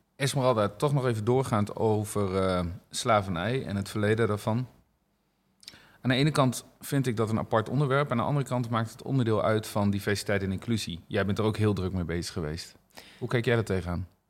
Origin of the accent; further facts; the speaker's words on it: Netherlands; wij als Nederlanders zijn dat als volk wel redelijk